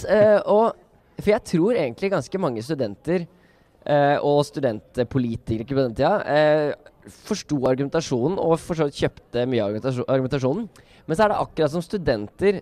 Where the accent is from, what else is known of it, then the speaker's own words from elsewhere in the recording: Oslo, Norway; jeg kommer fra Oslo